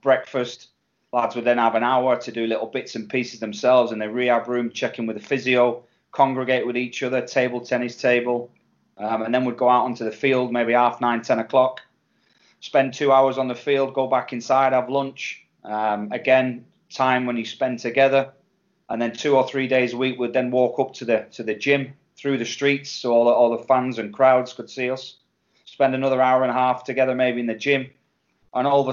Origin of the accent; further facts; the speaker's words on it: England, United Kingdom; me being English